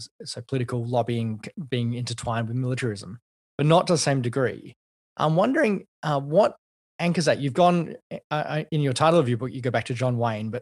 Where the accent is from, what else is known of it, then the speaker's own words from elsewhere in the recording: Australia; And certainly I grew up in and around American Baptist circles here in Australia, and also in and around military circles here in Australia.